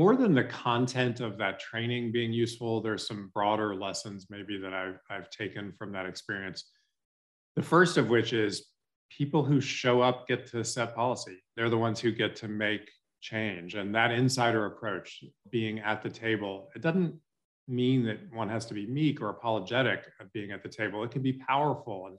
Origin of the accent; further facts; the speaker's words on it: Shreveport, Louisiana, United States; I loved growing up in Shreveport